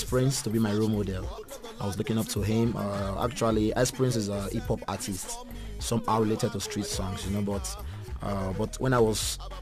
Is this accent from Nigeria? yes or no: yes; Benin City, Edo, Nigeria; moved away as an adult; also born or lived in Abuja; now in South Africa; I was born in Benin City. I grew up there